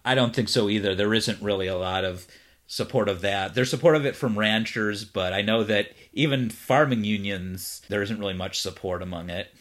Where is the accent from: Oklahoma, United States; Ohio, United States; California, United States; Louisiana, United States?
Ohio, United States; Cleveland; now in Los Angeles, United States; I'm originally from Cleveland